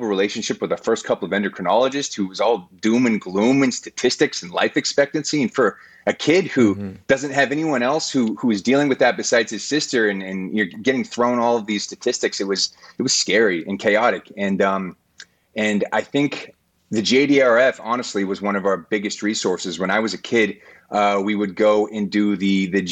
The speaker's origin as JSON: {"language": "English", "region": "Colorado", "country": "United States", "tie": "born or raised there", "said": "when we were kids growing up in Colorado"}